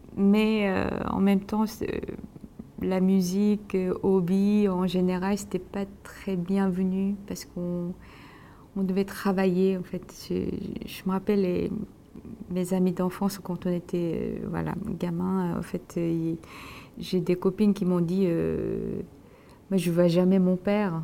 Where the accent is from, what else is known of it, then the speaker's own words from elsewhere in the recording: South Korea; moved away; je suis loin de la Corée, euh, en ce moment